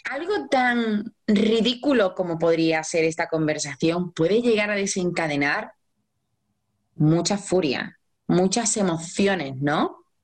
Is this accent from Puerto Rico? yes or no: no; Mexico; ah, tengo 44 años y soy de México.